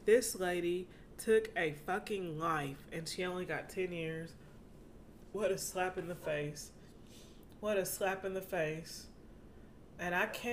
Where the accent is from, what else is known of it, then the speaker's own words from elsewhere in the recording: United States; as an American